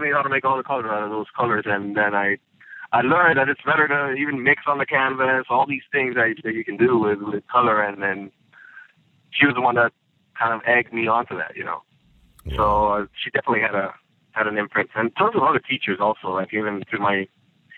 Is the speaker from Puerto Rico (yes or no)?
yes; San Juan, Puerto Rico; moved away as an adult; also born or lived in Mayagüez, Puerto Rico; now in Atlanta, United States; Originally, I grew up in Puerto Rico. I was born in a town called Mayagüez